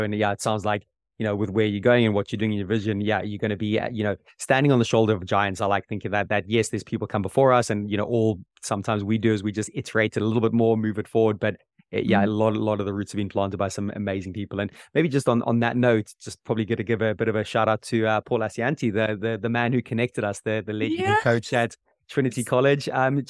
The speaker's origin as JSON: {"language": "English", "country": "Zimbabwe", "tie": "born or raised there", "said": "Simba Mwati, I grew up with him in Zimbabwe."}